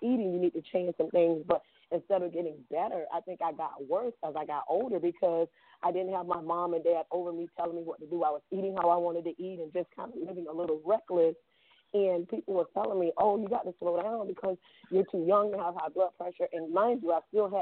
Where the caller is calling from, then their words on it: Boynton Beach, Florida, United States; I'm calling from Boynton Beach, Florida.